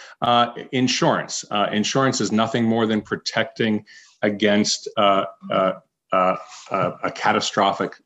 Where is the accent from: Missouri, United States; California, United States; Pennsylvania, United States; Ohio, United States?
Pennsylvania, United States; Pittsburgh; I was born in Pittsburgh, Pennsylvania.